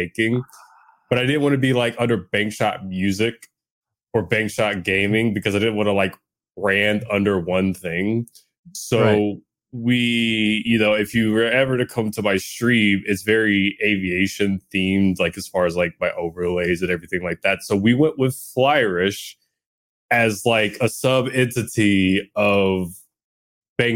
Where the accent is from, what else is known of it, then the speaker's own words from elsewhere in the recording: New Orleans, Louisiana, United States; I'm from New Orleans